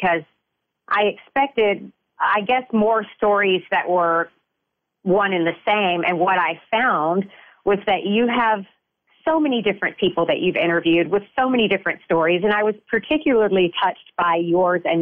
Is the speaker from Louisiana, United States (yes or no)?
yes; Shreveport, Louisiana, United States; I was born and raised in Shreveport, Louisiana